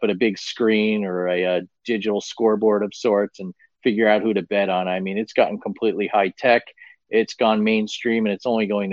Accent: New Jersey, United States; moved away; my home state of New Jersey

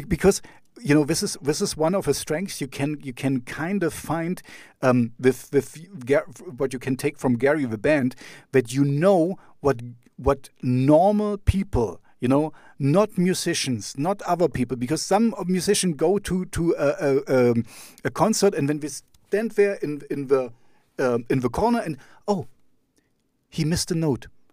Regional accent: Jena, Thuringia, Germany; English is a second language; my hometown is called Jena

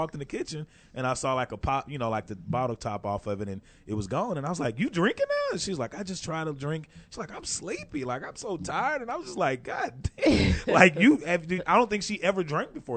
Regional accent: Texas, United States; we're from Texas

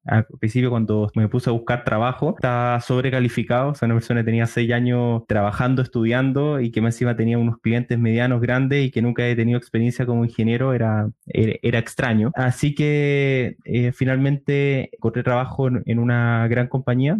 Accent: Chile; yo soy de Chile

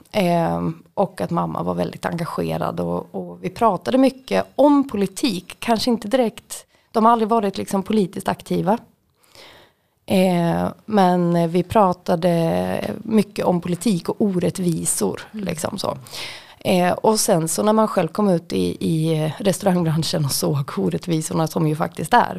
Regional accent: Sala, Västmanland, Sweden; moved away as an adult; also born or lived in Västerås / Gothenburg; now in Malmö, Sweden; runt om Sala där jag kommer ifrån

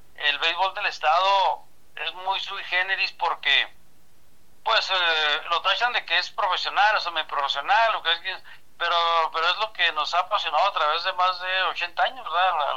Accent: San Francisco del Oro, Chihuahua, Mexico; now in Ciudad Juárez, Mexico; yo soy originario de San Francisco de Oro, Chihuahua

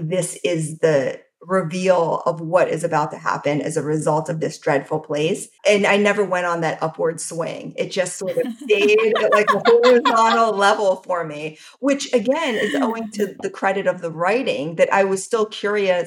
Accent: the South, United States; as a Southerner

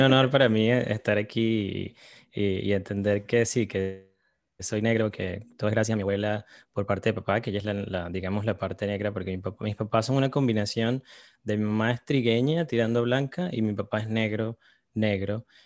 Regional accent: Caracas, Capital District, Venezuela; Yo crecí en Caracas

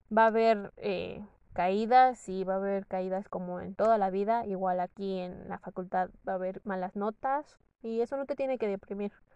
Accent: Morelos, Mexico; moved away as an adult; also born or lived in Toluca; yo soy del estado de Morelos

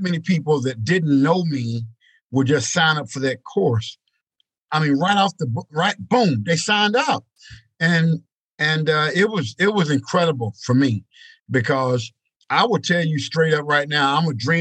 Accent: East Texas, United States; Growing up in East Texas, country boy

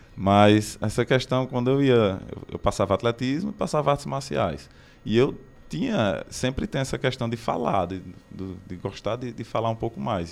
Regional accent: Barbalha, Ceará, Brazil; moved away as an adult; now in Crato, Brazil; comecei em Barbalha, sou de Barbalha, aí vim morar aqui no Crato

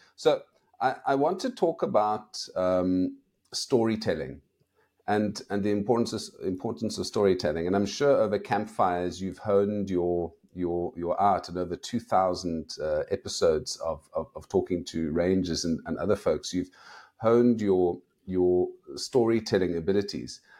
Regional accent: South Africa; I'm from South Africa

